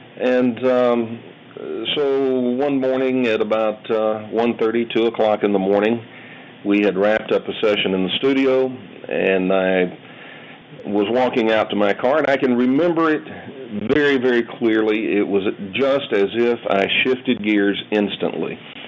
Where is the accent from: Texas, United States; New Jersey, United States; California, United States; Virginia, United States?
Texas, United States; Dallas; Well, I was born and raised in Dallas, Texas.